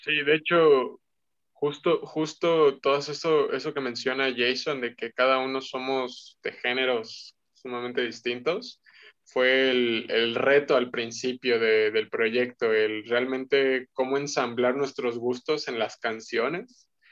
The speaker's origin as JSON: {"language": "Spanish", "country": "Mexico", "said": "igual mexicano"}